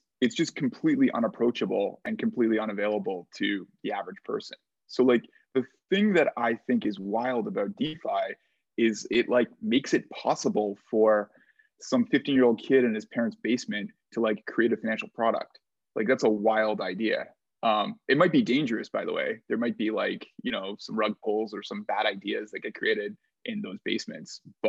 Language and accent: English; Canada; now in United States; I'm Canadian, and there was no jobs.